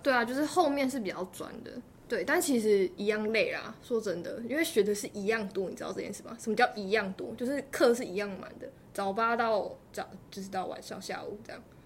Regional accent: Taitung County, Taiwan; 我都是台东人

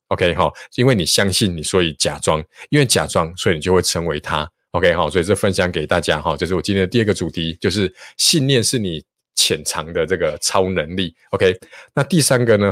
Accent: Taichung, Taiwan; 我是台中人，哈，我念台中一中

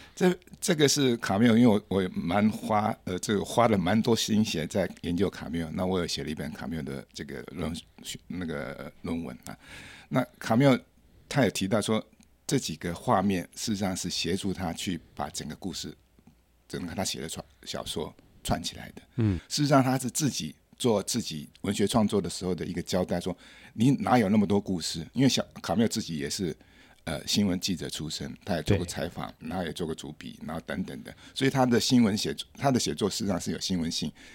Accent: Taipei, Taiwan; also born or lived in France; 我的老家，我出生的地方就是现在大安高工旁边

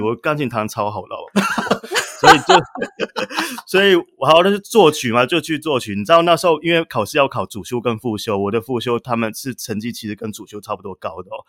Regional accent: Yuli, Hualien County, Taiwan; 我小时候我是出生在花莲玉里，所以嗯这是一哼。个乡下的地方

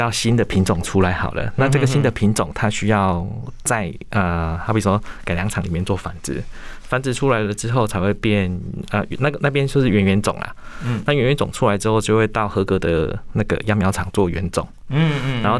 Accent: Pingtung County, Taiwan; 或者是我们屏东那边可能就只有一起做

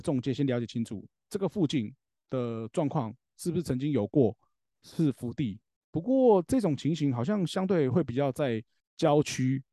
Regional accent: Taoyuan, Taiwan; 像我们桃园这边也是一样

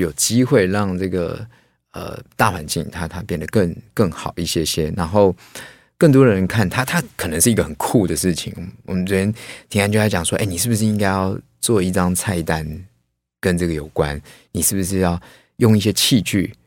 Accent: Taipei, Taiwan; 所以我连，事实上我连那个农村的记忆都没有，因为我，我就举家都在这个台北，然后我连过年回个南部那种都没有，都在台北

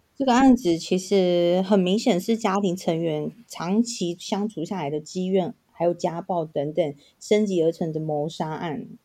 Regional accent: Tainan, Taiwan; 我是台南人

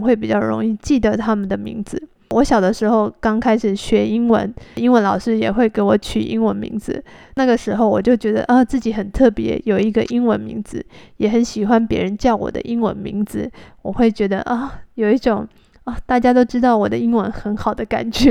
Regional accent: Taiwan; moved away; 我是从台湾来的

